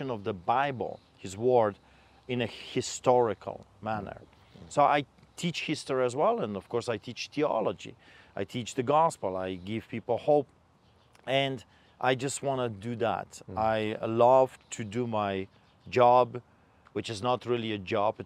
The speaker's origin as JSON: {"language": "English", "country": "Poland", "tie": "born or raised there", "moved": "yes", "lives_now": "Calgary, Canada", "said": "I am a Polish immigrant. I grew up behind the Iron Curtain under the boots of the Soviets."}